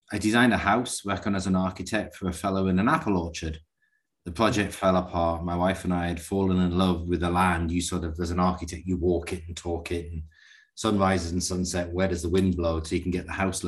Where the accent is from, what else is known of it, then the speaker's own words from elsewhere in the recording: Newcastle upon Tyne, North East England, United Kingdom; moved away as an adult; now in Santa Fe, United States; You can probably tell by my accent, I'm from somewhere completely different, Northern England, Newcastle upon Tyne.